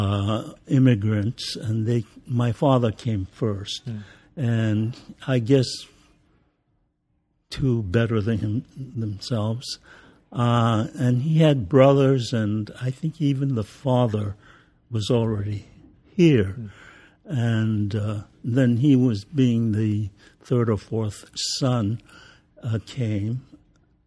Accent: California, United States; also born or lived in Sacramento, California / Los Angeles; I was born in Sacramento, California

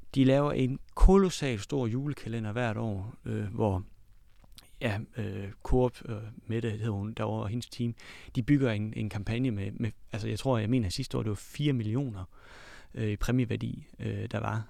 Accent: Denmark; vi er fra Jylland

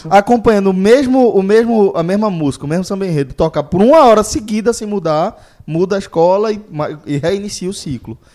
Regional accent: Pernambuco, Brazil; sendo pernambucano, conhecendo o carnaval de rua que a gente tem aqui

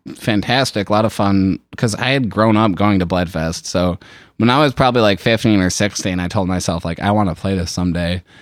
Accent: Shelby Township, Michigan, United States; I grew up out in Shelby Township, Utica area, and it's, like, very suburban out there

